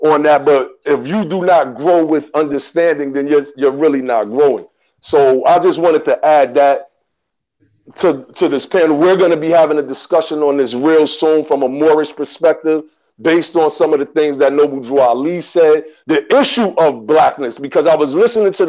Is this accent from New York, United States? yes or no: yes; New York, United States; I grew up in New York around a bunch of Jamaicans as well